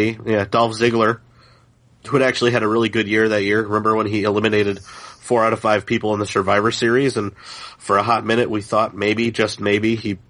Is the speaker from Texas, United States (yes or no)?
no; Chicago, Illinois, United States; in Chicago, my hometown